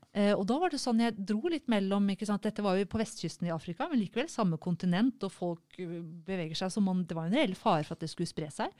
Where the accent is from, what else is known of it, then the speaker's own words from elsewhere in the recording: Norway; som nordmann